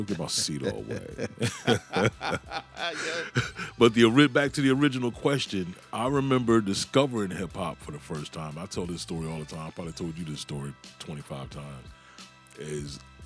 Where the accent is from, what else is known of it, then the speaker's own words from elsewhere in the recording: Newport News, Virginia, United States; I'm from Newport News, Virginia